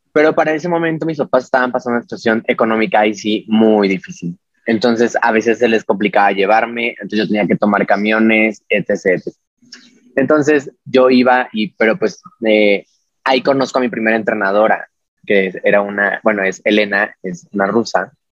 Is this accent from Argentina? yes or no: no; Mexico; also born or lived in Mexico City